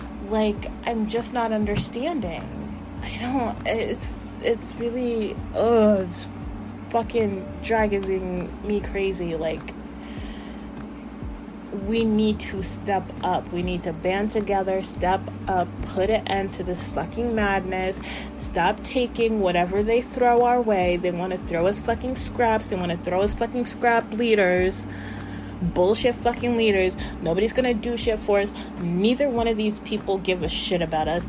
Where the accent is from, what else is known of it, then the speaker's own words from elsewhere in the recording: United States; we, as the American people